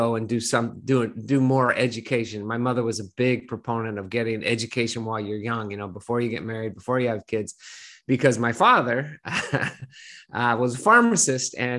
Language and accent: English; Burlingame, California, United States; I grew up on the peninsula. So I grew up in a blue collar town